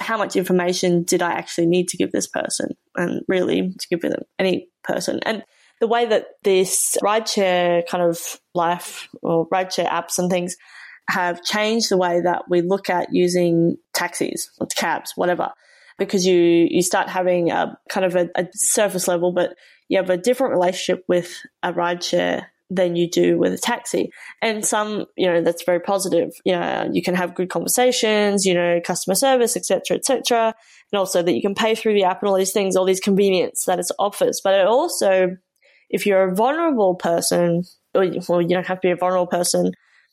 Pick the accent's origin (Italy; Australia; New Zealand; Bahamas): Australia